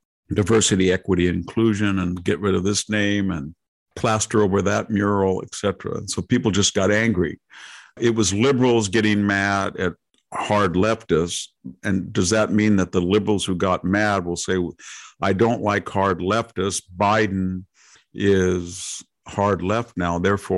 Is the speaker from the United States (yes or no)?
yes; California, United States; I'm a Californian